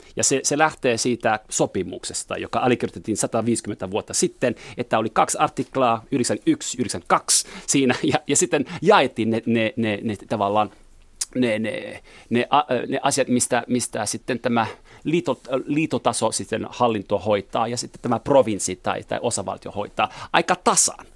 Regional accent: Montreal, Quebec, Canada; first language French; Finnish is a second language; moved away as an adult; also born or lived in Jyväskylä; now in Finland; Mä olen ranskankielinen, mutta äh, kasvoin englanninkielisessä ympäristössä Montrealissa

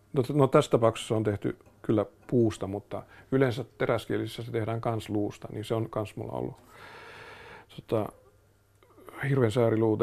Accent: Finland; mä oon Suomesta

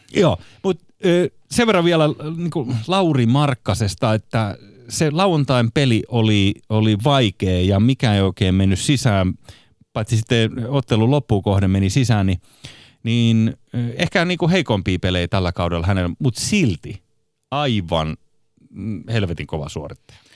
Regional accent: Espoo, Uusimaa, Finland; itse olen Kirstinmäestä, eli voisi sanoa, että Espoon keskuksen viereisestä

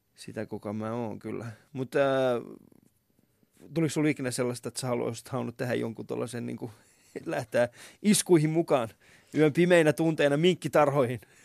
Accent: Vantaa, Uusimaa, Finland; mä oon ollut äh, Havukallion alaasteella ja Havukosken yläasteella. Ja sit mä oon, kyllä, ja mä oon Koivukylän tuossa lukiossa käynyt

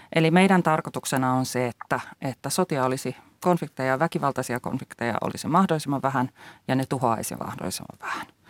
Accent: Finland; Meillä Suomessa

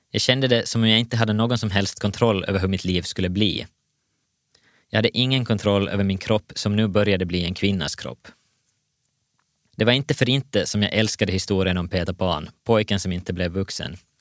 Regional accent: Vaasa, Ostrobothnia, Finland; Jag föddes 1989 i Vasa

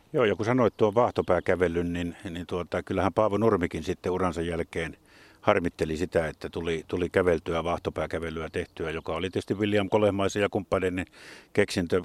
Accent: Jyväskylä, Central Finland, Finland; pikkupoikana meilläkin oli Jyväskylässä joskus tuo harrastus

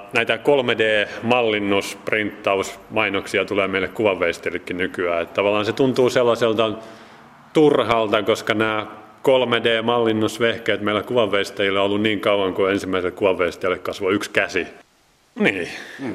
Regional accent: Jyväskylä, Central Finland, Finland; also born or lived in Nurmijärvi / Helsinki / Sweden; now in Salo, Finland; olen alun perin Jyväskyläläinen

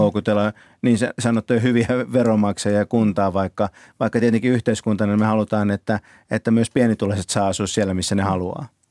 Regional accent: Kouvola, Kymenlaakso, Finland; now in Helsinki, Finland; lapsena kun asuin itse Kouvolassa

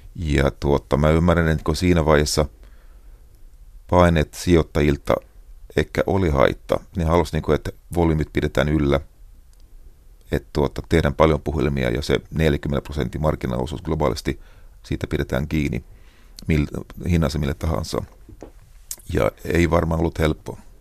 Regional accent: Finland; minä olen Suomesta

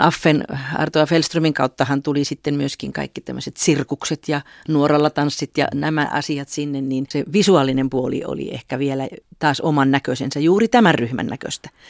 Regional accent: Juankoski, North Savo, Finland; moved away; laulavana lapsena Juankoskella Pohjois-Savon perukoilla

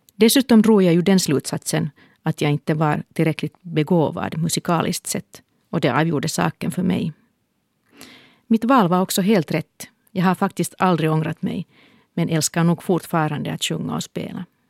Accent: Helsinki, Uusimaa, Finland; Då jag föddes bodde vi i Härtonäs, en stadsdel i östra Helsingfors

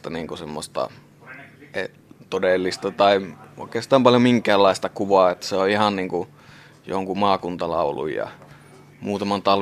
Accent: Sotkamo, Kainuu, Finland; Sotkamostahan mä oon tosiaan lähtöisin, mutta niin, niin Kainuuta kuitenkin aika samanlaisiahan nämä paikat sillä tavalla on

